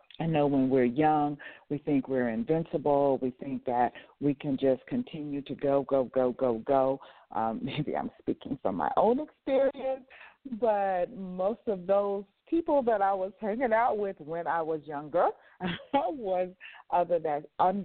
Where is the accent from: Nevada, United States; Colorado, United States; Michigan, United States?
Nevada, United States; Las Vegas; moved away; I grew up and lived in Las Vegas, Nevada, so I lived in a 24-hour setting where everything was open 24 hours